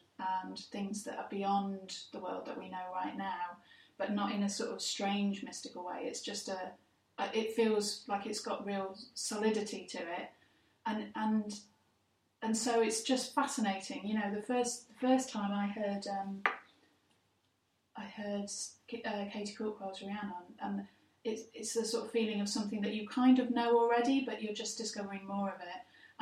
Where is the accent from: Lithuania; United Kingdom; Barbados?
United Kingdom; England; an English person